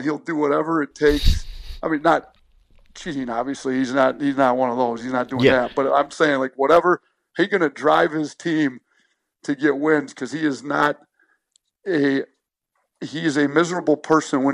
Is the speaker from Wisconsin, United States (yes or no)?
yes; Wisconsin, United States; moved away as an adult; also born or lived in Romulus, Michigan; I grew up in Wisconsin